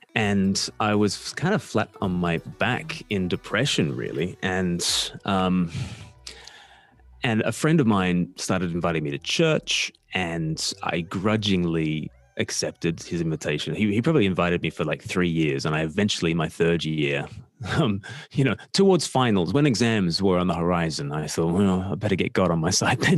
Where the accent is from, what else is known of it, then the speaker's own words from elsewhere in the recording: Australia; now in United Kingdom; I'm an Australian who lives in the UK. I've lived here for half my life, probably more than half my life now, which is why I sound like a pom to all the Australians.